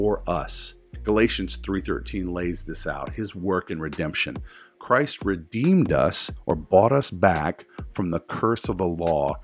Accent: the South, United States; I grew up in the South

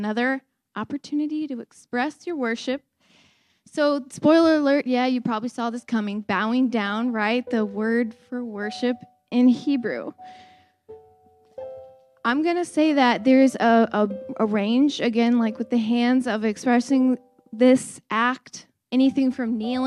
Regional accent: United States; we're American

